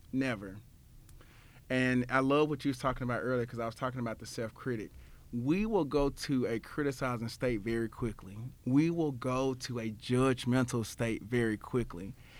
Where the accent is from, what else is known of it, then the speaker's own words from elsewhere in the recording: Memphis, Tennessee, United States; my hometown of Memphis, Tennessee